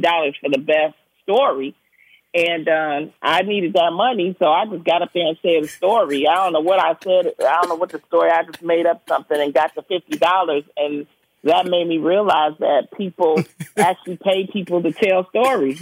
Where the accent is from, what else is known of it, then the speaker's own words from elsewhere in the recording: Detroit, Michigan, United States; moved away as an adult; also born or lived in Prairie View, Texas; I'm from the Brewster Projects